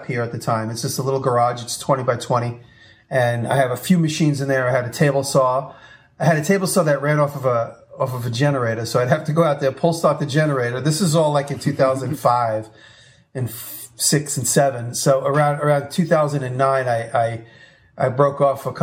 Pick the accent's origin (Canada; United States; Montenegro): United States; New York; moved away as an adult; me being a New Yorker